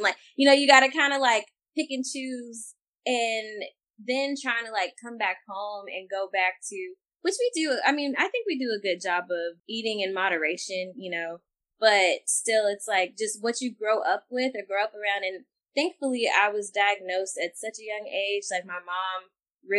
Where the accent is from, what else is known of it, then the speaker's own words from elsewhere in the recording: Texas, United States; I'm from the South too, I'm from Texas